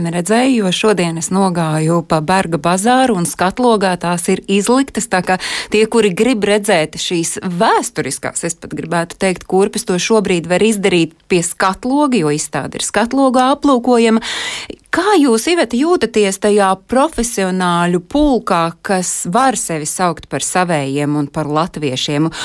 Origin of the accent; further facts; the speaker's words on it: Rēzekne, Latgale, Latvia; born there; es esmu dzimusi Latvijā Latvijā, Rēzeknē, un es uzskatu, ka dažas lietas dzīvē nedrīkst aizmirst, un tās arī nevar mainīt.